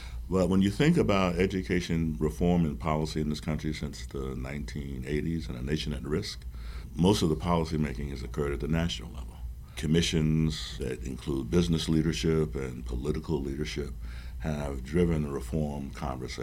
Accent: Providence, Rhode Island, United States; I'm from Providence

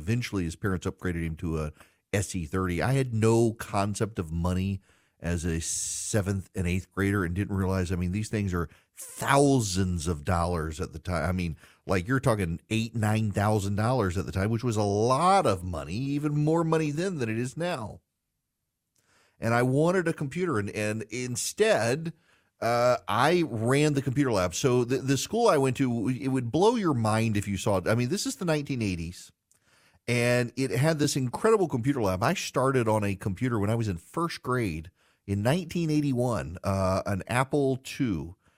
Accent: Dubai, United Arab Emirates; I grew up, yes, in Dubai, Charlie. So when I was growing up in the Middle East, we were the only family in our school that did not have a computer.

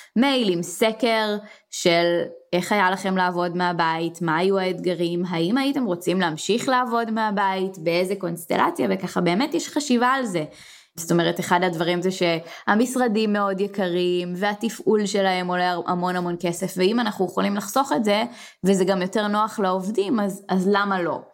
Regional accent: Israel; אנחנו ישראלים

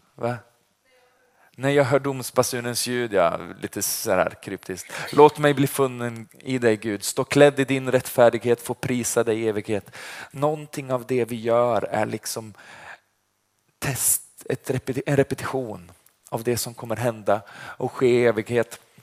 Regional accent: Vargön, Västra Götaland, Sweden; Jag kommer från Vargön. Det ligger utanför Vänersborg. Det är därför jag låter som jag gör.

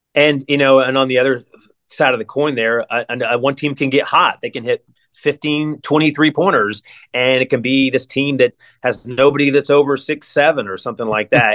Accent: near Asheville, North Carolina, United States; moved away as an adult; now in Columbus, United States; I'm from North Carolina. I grew up near Asheville.

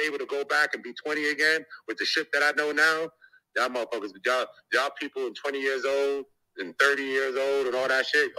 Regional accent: Jamaica; I mean, if you Jamaican, I'm Jamaican.

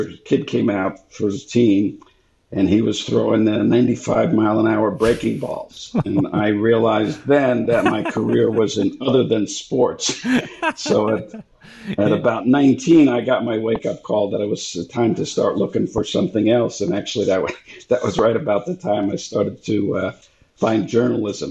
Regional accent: New York City, New York, United States; I grew up in New York City

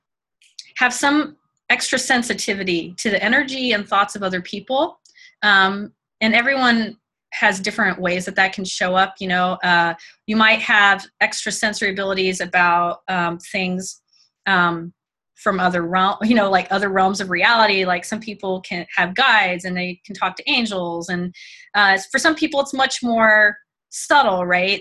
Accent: Mississippi, United States; also born or lived in Germany; I grew up in Mississippi and I had been born in Germany, lived until like I was 6 years old in Germany, went to German schools.

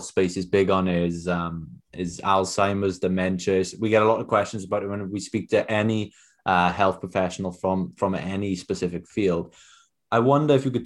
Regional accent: South Wales Valleys, United Kingdom; I'm from the South Wales Valley

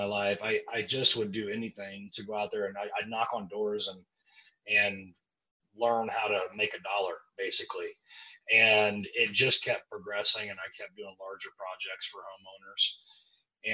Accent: Kansas City, United States; I grew up in Kansas City

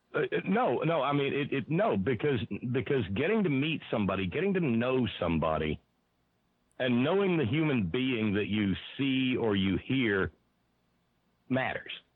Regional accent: Alabama, United States; now in West Virginia, United States; I was born in Alabama. I live in West Virginia

